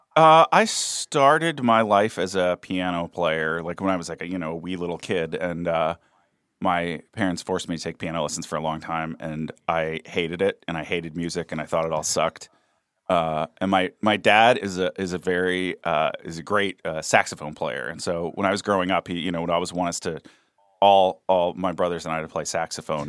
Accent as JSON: {"language": "English", "region": "East Coast", "country": "United States", "also_born_or_lived": "Kentucky / Washington, D.C.", "moved": "yes", "said": "I'm an East Coaster"}